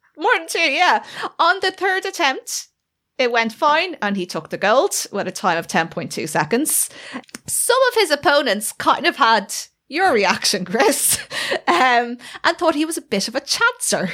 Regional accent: Ireland; we are both Irish

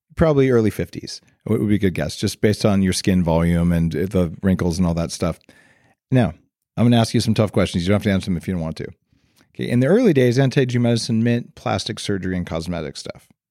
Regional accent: New Mexico, United States; moved away; also born or lived in Silicon Valley; I grew up in New Mexico

